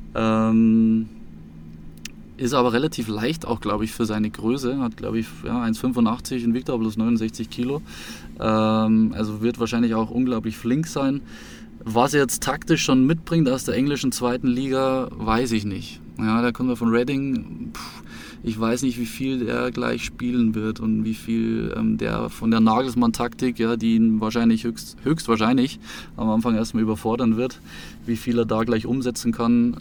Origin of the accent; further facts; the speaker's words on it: Munich, Bavaria, Germany; ich wohne seit 2010 in München und ähm, seit ich sieben Jahre alt bin